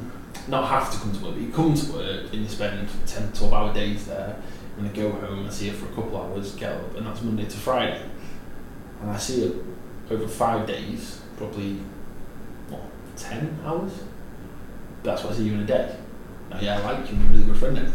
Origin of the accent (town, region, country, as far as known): the north of England, United Kingdom; accent: northern